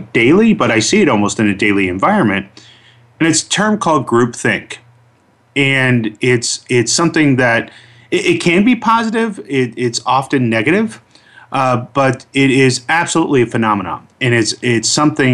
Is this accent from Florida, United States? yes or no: yes; Orlando, Florida, United States; I grew up in Orlando, Florida